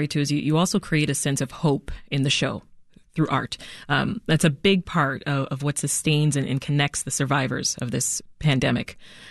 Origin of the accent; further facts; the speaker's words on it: Toronto, Ontario, Canada; now in Chicago, United States; I'm from Toronto